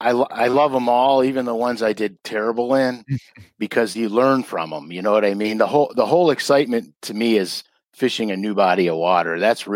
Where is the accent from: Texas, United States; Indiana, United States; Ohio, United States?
Ohio, United States; Cleveland; I live in Cleveland, Ohio, I live right on the lake. I used to really live on the lake, but I moved a little bit inland now, but I'm only 8 minutes from the lake. So I grew up fishing on Lake Erie